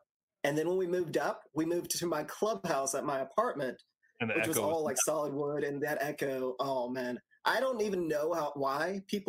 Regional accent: Lufkin, Texas, United States; moved away; also born or lived in South Carolina; I was born in East Texas in a little town called Lufkin, which is tiny, tiny. And when I moved out to South Carolina

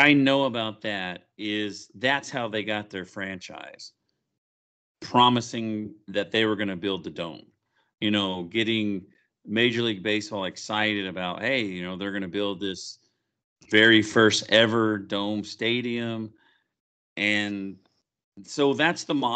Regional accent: Oklahoma, United States; I grew up in Oklahoma and we didn't have a team.

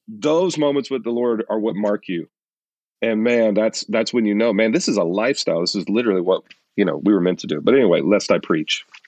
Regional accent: Louisiana, United States; I'm Cajun, right? I'm from Louisiana.

